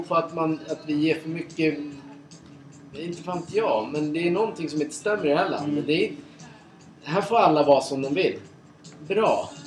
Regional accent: Sweden; vi är från Sverige

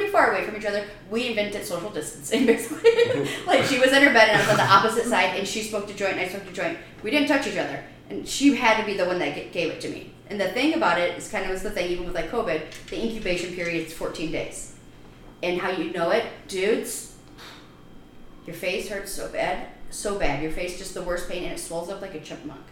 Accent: Chicago, Illinois, United States; moved away as an adult; also born or lived in Iowa City, Iowa; now in Florida, United States; I'm from Chicago, and then I went to school in Iowa

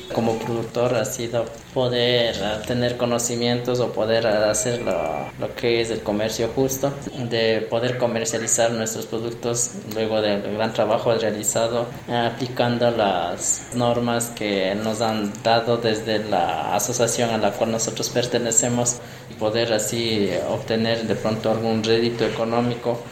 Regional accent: Riobamba, Chimborazo, Ecuador; soy de acá de la comunidad de Cuatro Esquinas

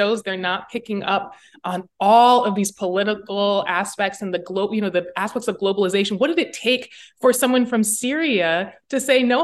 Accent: Midwest, United States; I'm from the Midwest

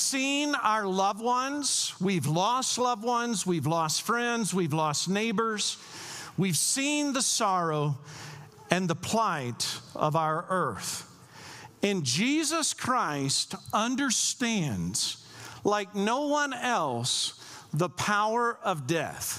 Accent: Kentucky, United States; I'm from Kentucky

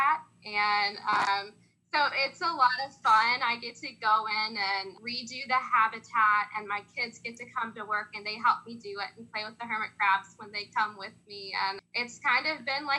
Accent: Union County, North Carolina, United States; moved away as an adult; also born or lived in Raleigh / Greensboro; I was born and raised in Union County

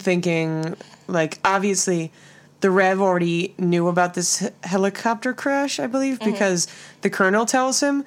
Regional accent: New York, United States; I'm from New York

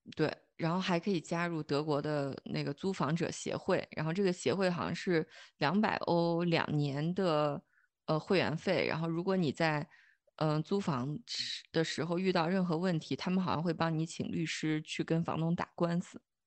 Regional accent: China; moved away as an adult; now in Germany; 我们中国人

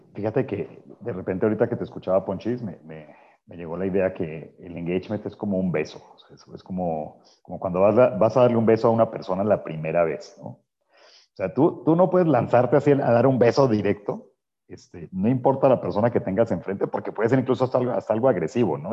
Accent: Colombia; mi tierra natal

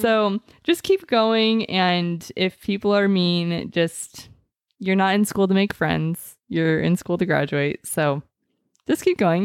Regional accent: Mesa, Arizona, United States; I am from Mesa, Arizona

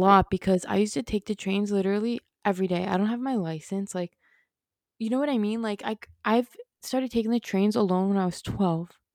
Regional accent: New York City, New York, United States; I was born and raised in New York City

